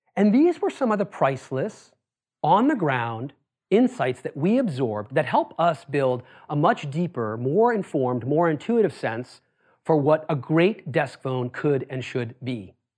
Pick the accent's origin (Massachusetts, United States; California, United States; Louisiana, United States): Massachusetts, United States; Worcester; I grew up in Worcester, Massachusetts.